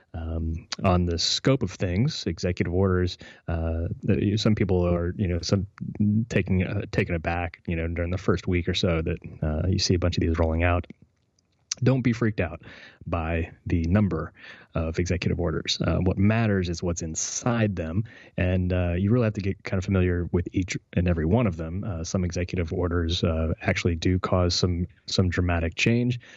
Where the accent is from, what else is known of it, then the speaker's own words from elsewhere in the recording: West Virginia, United States; West Virginia, my home state